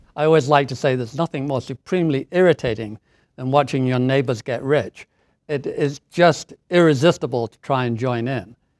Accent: Doncaster, Yorkshire and the Humber, United Kingdom; moved away as an adult; also born or lived in Hertfordshire; now in Boston, United States; the family moved up to stay with our grandparents in the north of England in a coal mining town called Doncaster

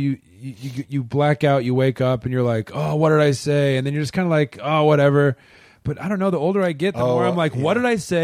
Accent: Springfield, Missouri, United States; Springfield, Missouri, Southwest Missouri

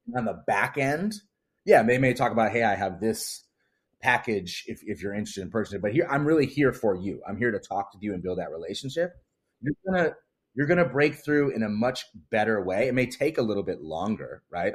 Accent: Wisconsin, United States; I'm from the Midwest, I gr, I grew up in Wisconsin.

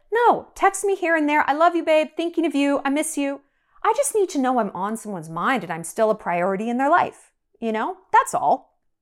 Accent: United States; also born or lived in New York; now in Montana, United States; I'm an American

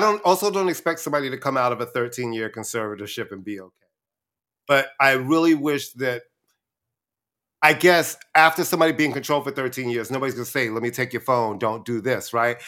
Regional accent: New York City, New York, United States; also born or lived in Brooklyn; I was born in Brooklyn, then we moved to Queens right before I was in the first

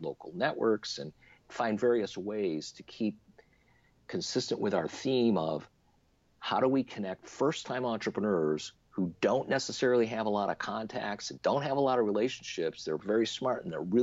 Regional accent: Little Falls, New York, United States; moved away as an adult; also born or lived in Silicon Valley, California; I moved my family from Silicon Valley, where we started Trinet, to my hometown in Little Falls, New York, central New York State

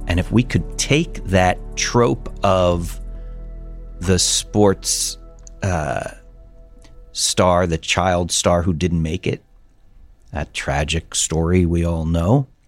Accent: New York City, New York, United States; born there

